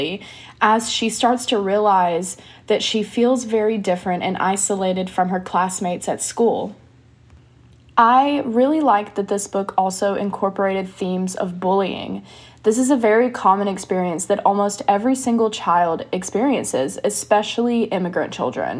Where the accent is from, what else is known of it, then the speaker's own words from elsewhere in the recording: United States; accent: American English; I'm an American and I speak American English